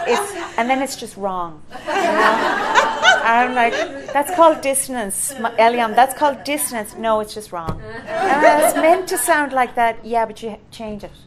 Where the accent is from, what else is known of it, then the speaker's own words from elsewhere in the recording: Ireland; I'm Irish